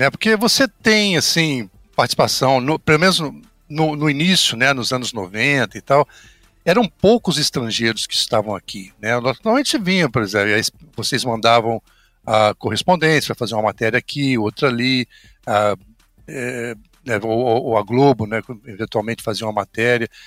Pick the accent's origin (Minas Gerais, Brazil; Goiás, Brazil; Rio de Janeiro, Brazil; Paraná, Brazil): Rio de Janeiro, Brazil; Na verdade, eu sou Papa Goiaba, cara. Eu sou do interior do Rio.